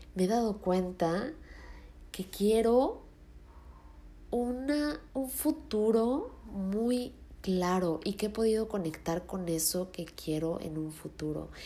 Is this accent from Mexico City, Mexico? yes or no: yes; Mexico City, Mexico; moved away as an adult; yo soy de Ciudad de México y ahorita no estoy viviendo ahí. Estoy viviendo en otro estado